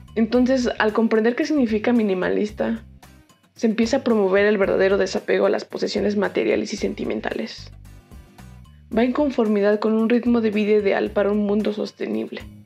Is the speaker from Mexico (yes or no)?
yes; Mexico City, Mexico; yo soy de la Ciudad de México